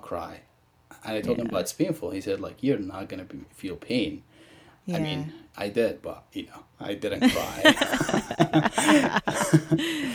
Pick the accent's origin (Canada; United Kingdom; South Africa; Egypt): Egypt; moved away as an adult; now in United States; growing up in Egypt